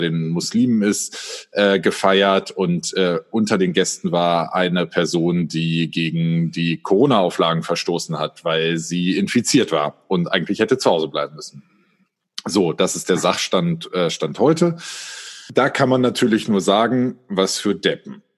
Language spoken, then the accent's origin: German; Göttingen, Lower Saxony, Germany; wir kommen alle aus Göttingen